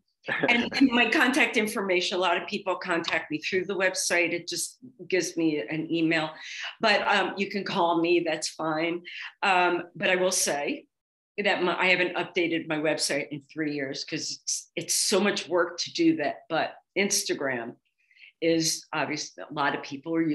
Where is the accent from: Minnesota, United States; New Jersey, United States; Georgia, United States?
New Jersey, United States; Atlantic City; moved away; also born or lived in Miami / Philadelphia; I grew up in Atlantic City, Margate, and we were beach girls